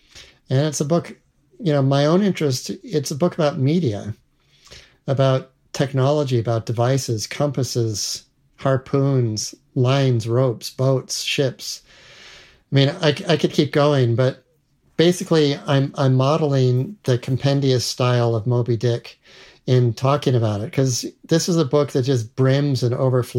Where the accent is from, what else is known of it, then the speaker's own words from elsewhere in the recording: Salt Lake City, Utah, United States; born there; I was born in 1958 in the Rocky Mountains in Salt Lake City. I've lived in a lot of places.